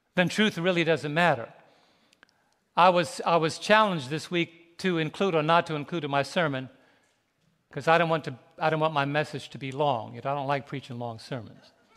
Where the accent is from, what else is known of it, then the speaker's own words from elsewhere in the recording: New York City, New York, United States; moved away; We were both raised in, raised in New York City.